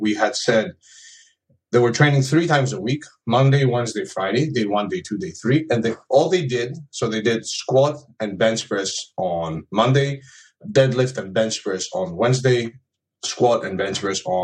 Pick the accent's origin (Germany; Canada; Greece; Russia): Greece; now in United Kingdom; I live in the UK, but I'm originally from Greece.